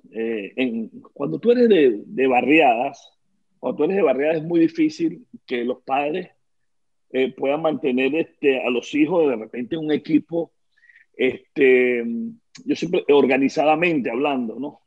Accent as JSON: {"language": "Spanish", "town": "Petare", "region": "Miranda", "country": "Venezuela", "tie": "born or raised there", "said": "Nací en Caracas, en eh, la, universidad, mira yo, en la maternidad Concesión Palacio, pero me crié en Petare, ¿no? en Petare viví mis primeros 20 años de, de vida"}